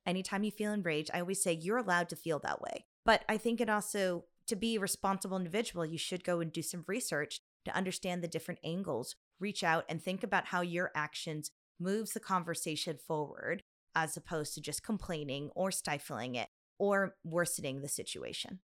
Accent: United States; I'm Chinese American

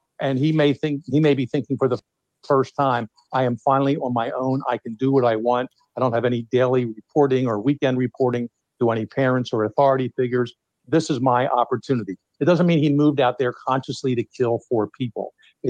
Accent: Philadelphia, Pennsylvania, United States; moved away; I'm from Philadelphia originally.

